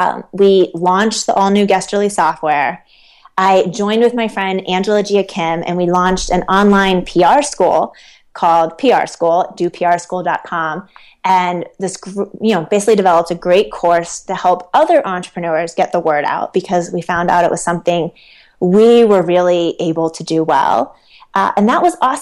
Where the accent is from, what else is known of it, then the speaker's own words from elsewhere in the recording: Ohio, United States; moved away as an adult; also born or lived in New York City; now in Utah, United States; I grew up in Ohio